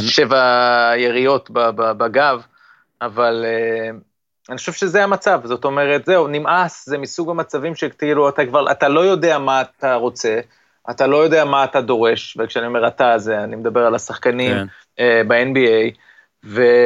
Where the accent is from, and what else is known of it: Israel